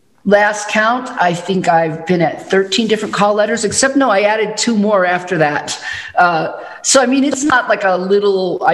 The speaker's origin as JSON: {"language": "English", "town": "Chicago", "region": "Illinois", "country": "United States", "tie": "born or raised there", "moved": "yes", "said": "I grew up in the Chicago area"}